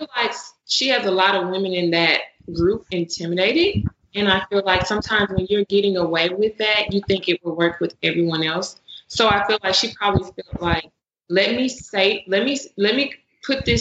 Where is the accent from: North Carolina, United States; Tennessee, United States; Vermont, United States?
Tennessee, United States; Memphis; We're from Memphis, Tennessee